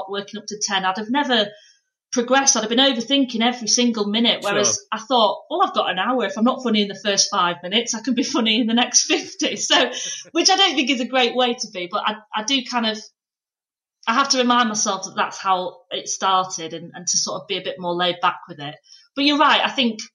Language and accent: English; Pannal, Yorkshire and the Humber, United Kingdom; I'm actually like middle of nowhere, because it's technically North Yorkshire, but Leeds was the nearest place